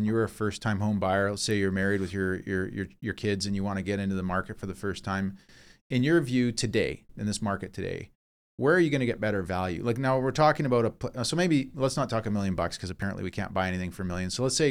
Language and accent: English; Vancouver, British Columbia, Canada; born there; Yeah. I was born in Vancouver, but we grew up